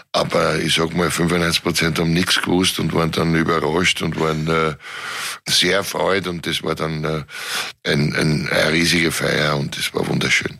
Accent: Vienna, Austria; Ich bin auch Favorit.

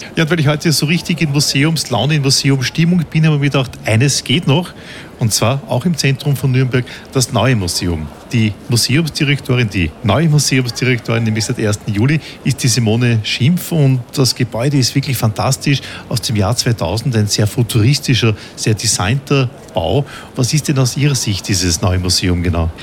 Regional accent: Austria; in Österreich, dort wo ich zu Hause bin

